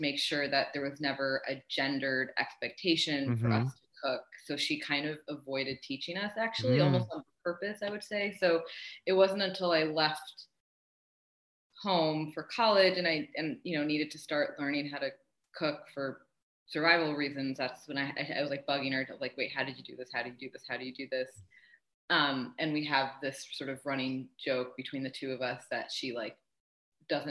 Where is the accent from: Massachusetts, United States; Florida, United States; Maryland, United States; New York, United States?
New York, United States; Niskayuna; also born or lived in Canada; now in New York City, United States; grew up in a town called Niskayuna, New York, which is a suburb of Schenectady near Albany.